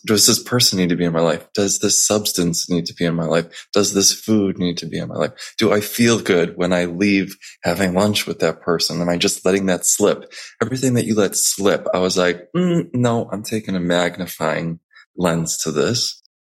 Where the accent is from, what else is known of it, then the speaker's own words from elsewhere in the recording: Chicago, Illinois, United States; moved away as an adult; also born or lived in New York City; I grew up in Chicago. Then, right after I graduated, I moved straight to New York City